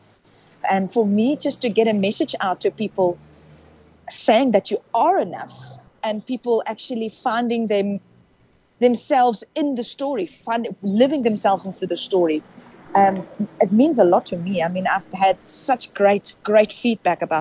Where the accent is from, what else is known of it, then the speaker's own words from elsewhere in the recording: South Africa; first language Afrikaans; English is a second language; we're Afrikaans, we grew up in Afrikaans